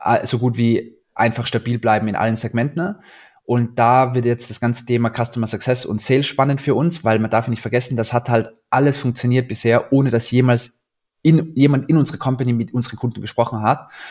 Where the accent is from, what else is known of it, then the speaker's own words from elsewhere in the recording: Austria; now in Berlin, Germany; ich bin Österreicher